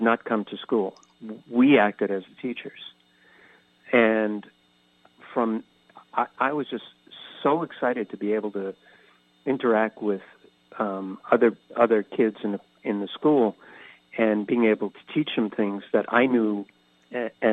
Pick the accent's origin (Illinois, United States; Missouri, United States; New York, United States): New York, United States; Catskill region of New York State, United States; also born or lived in Philadelphia; now in San Diego, United States; I grew up on the East Coast in the Catskill region of New York State, but lived most of my life in Philadelphia, moving here to San Diego about 14 years ago